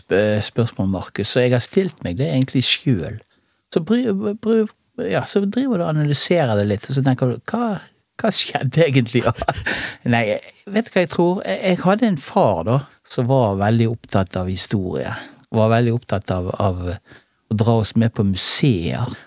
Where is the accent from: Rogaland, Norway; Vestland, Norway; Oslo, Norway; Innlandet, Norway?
Vestland, Norway; Bergen; born or raised there; also born or lived in Salhus / Åsane / Paradis